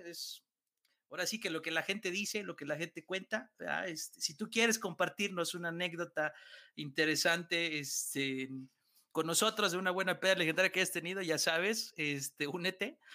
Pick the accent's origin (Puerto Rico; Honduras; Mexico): Mexico; Mexico City; somos chilangos